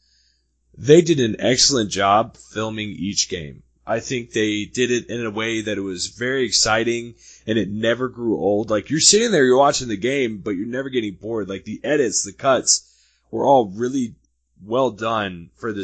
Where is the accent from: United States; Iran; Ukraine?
United States; St. Louis, Missouri; moved away; I'm originally from St. Louis